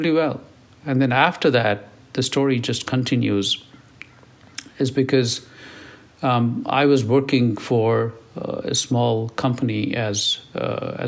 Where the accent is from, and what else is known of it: India; English is a second language; moved away as an adult; also born or lived in Silicon Valley; now in United States